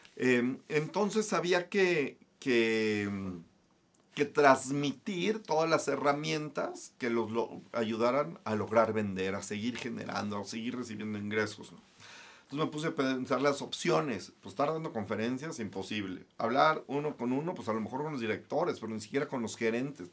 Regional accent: Guadalajara, Jalisco, Mexico; Soy de Guadalajara, Jalisco.

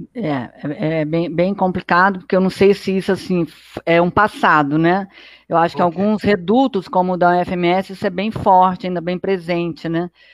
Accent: Brazil; eu sou brasileira

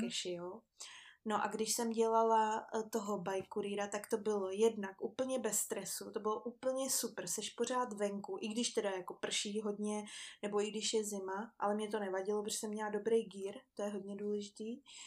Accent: Czechia; also born or lived in Vancouver, Canada; u nás v Čechách

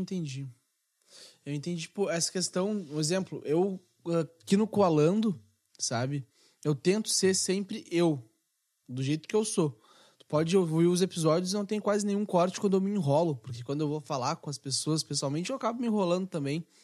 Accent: Rio Grande do Sul, Brazil; nós como gaúchos

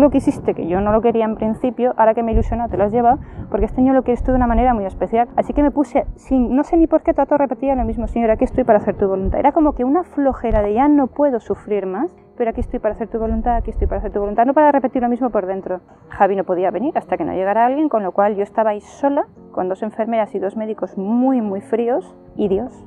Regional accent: Valencia, Valencian Community, Spain; soy de Valencia, tengo 42 años

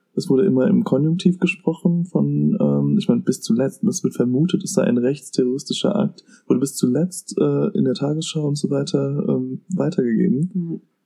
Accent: Germany; in unserem Land

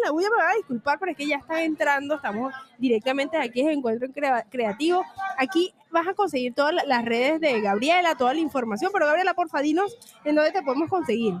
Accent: Venezuela; tengo una paisana.

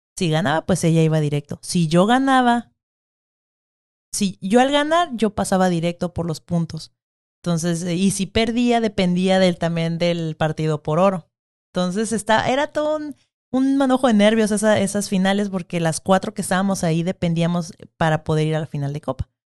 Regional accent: Mexico; somos mexicanos

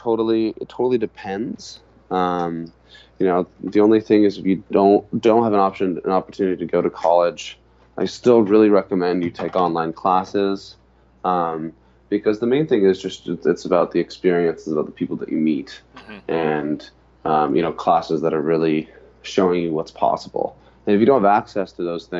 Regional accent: Santa Barbara, California, United States; also born or lived in Hawaii; I grew up in Santa Barbara, but I spent my summers and my winters with my family in Hawaii

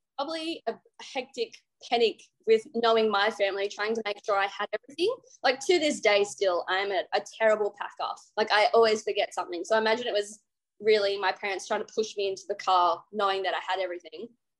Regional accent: Trangie, New South Wales, Australia; Yeah, well, so we are on a farm about 25 k's out of town of Trangie, just a little block doing mostly crops. We had some stocks, we had sheep and cattle, but I loved growing up on the farm.

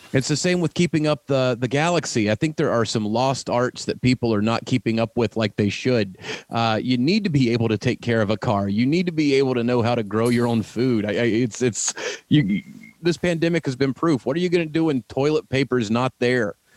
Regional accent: the South, United States; moved away; I'm from the South originally

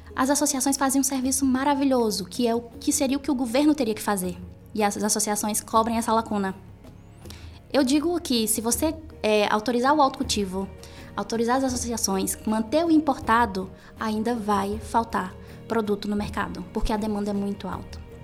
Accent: Piauí, Brazil; moved away; eu venho do Nordeste, eu venho do Piauí

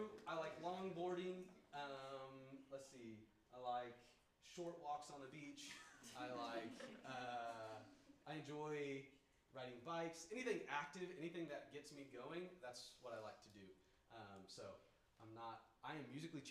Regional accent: Odessa, Missouri, United States; also born or lived in Joplin, Missouri; I grew up in Odessa, Missouri, and so 30 minutes from here

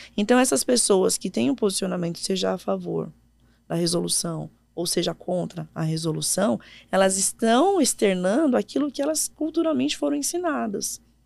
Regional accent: São Paulo, Brazil; moved away as an adult; also born or lived in Ceará; eu sou de São uhum. Paulo

